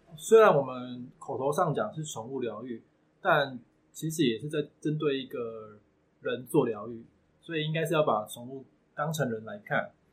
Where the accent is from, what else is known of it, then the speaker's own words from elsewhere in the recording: Tainan, Taiwan; 我是来自台南的宠物王子。目前我服务的项目有宠物疗愈以及宠物易经沟通咨询